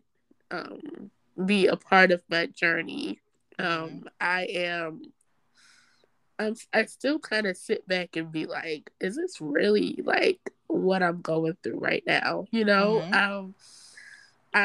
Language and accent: English; North New Jersey, United States; also born or lived in New York; now in Baltimore, United States; I am originally from North New Jersey.